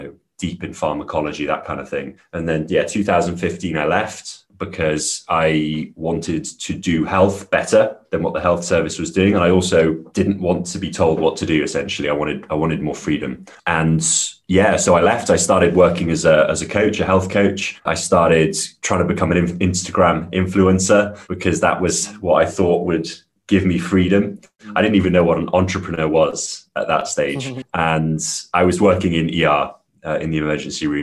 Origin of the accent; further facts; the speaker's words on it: Wales, United Kingdom; I grew up in Wales in the UK